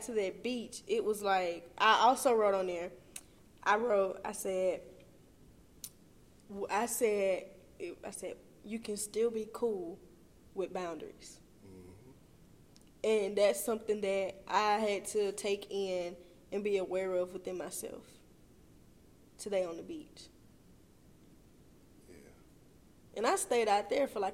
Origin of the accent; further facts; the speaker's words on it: Meridian, Mississippi, United States; I'm from Meridian.